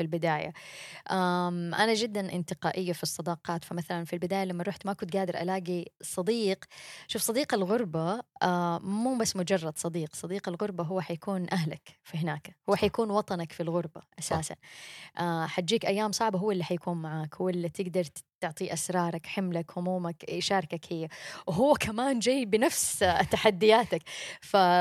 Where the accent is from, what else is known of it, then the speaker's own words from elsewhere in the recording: Mecca, Makkah Province, Saudi Arabia; moved away as an adult; also born or lived in Jeddah, Saudi Arabia / United States; أنا بنت مكة. أنا اتولدت وعشت طول عمري فيها